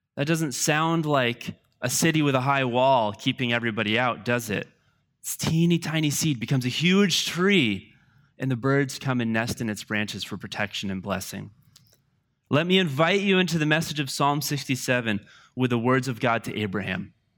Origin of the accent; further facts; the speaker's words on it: United States; I love being an American